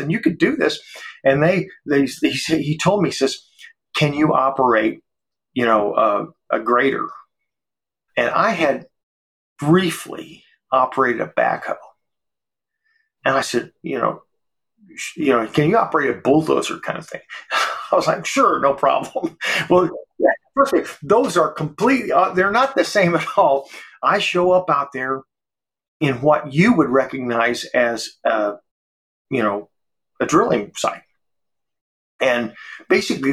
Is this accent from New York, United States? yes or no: no; Georgia, United States; now in Texas, United States; I was born in Georgia